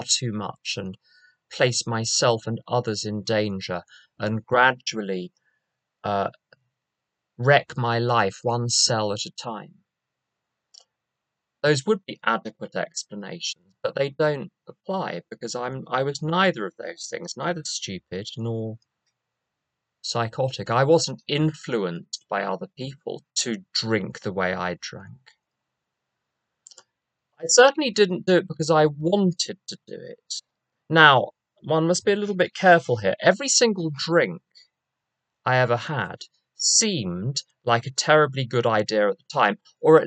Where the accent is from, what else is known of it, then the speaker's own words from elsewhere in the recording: London, United Kingdom; moved away; As you can probably guess from my accent, I'm not from around here. We're not in Kansas anymore. I'm from London